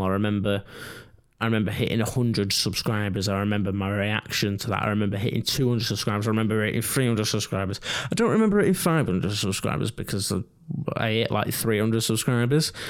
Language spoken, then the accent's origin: English; England, United Kingdom; us English people